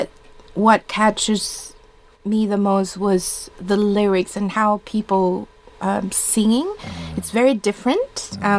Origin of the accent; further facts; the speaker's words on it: Indonesia; first language Indonesian; English is a second language; now in Perth, Australia; born and grew up there